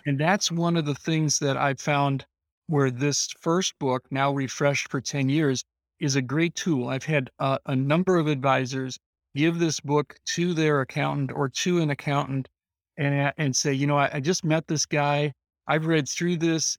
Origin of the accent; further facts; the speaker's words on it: Illinois, United States; I'm from Illinois, this is the corn capital of the world